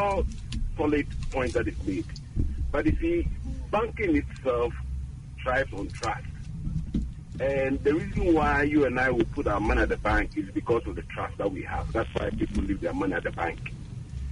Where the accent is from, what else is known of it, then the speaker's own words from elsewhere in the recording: Esiama, Western Region, Ghana; my hometown, Eshiama, or my mother's village